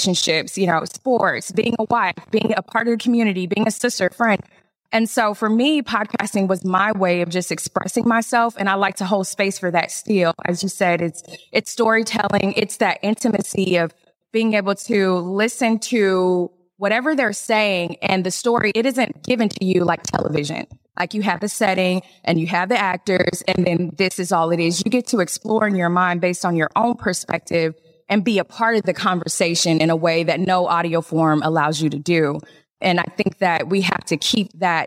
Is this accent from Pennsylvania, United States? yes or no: no; Atlanta, Georgia, United States; I grew up here in Atlanta